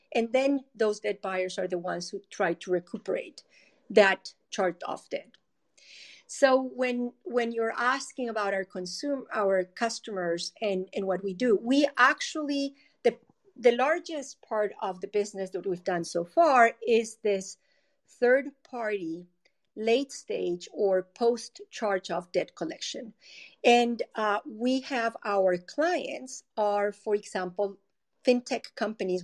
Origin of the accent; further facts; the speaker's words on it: Colombia; moved away as an adult; now in United States; I am originally from Colombia. I uh, studied civil engineering in Colombia and I came to the US to Stanford University